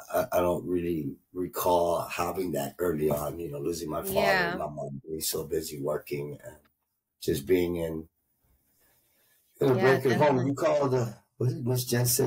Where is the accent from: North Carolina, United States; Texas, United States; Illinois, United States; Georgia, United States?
Illinois, United States; Winfield; born there; My mom's water broke. I was born in Winfield, Illinois. But luckily, my mom, being a good, smart woman, never set me down. So I never set foot in Illinois.